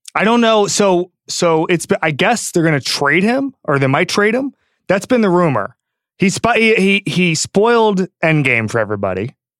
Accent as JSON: {"language": "English", "region": "Florida", "country": "United States", "said": "I'm from Florida"}